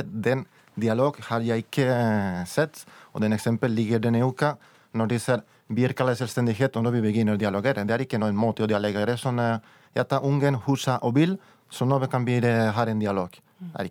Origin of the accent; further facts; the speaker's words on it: Valladolid, Castile and León, Spain; Norwegian is a second language; Jeg er fra Valladolid i Castilla, i León.